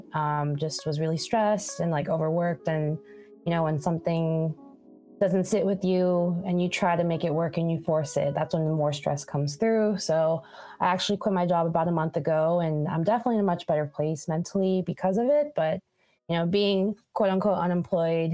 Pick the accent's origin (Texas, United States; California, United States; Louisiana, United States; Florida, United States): California, United States; Long Beach; moved away as an adult; also born or lived in Boston; now in Oakland, United States; my home base is in Long Beach. So I'm originally from Long Beach